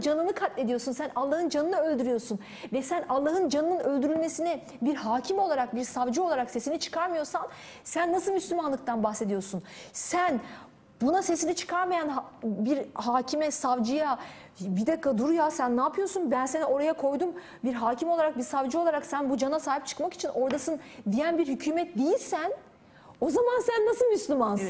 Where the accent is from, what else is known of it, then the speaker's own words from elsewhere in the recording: Turkey; ben bir Türk'üm